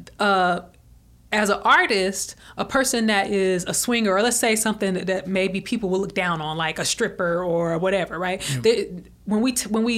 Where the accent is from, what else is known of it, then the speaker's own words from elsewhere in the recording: Alabama, United States; I'm from Alabama